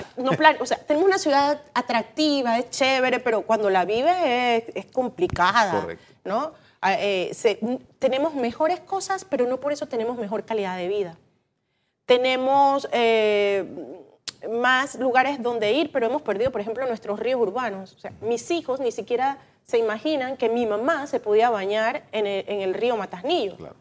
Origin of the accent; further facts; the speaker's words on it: Panama; ya no somos la ciudad de Intremuro con fincas, ahora somos una urbe consolidada